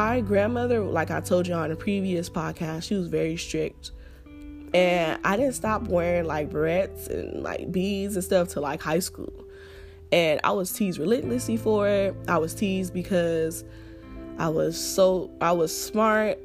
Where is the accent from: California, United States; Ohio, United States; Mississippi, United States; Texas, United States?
California, United States; Los Angeles; accent: Ebonics; I'm from South Central. And you know how they talk out there.